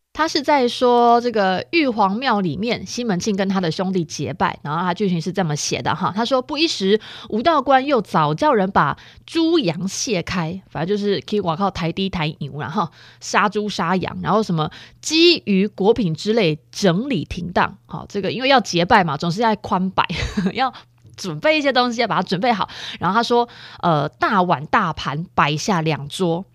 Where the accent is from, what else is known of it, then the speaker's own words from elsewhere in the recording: Chiayi, Taiwan; 我们嘉义人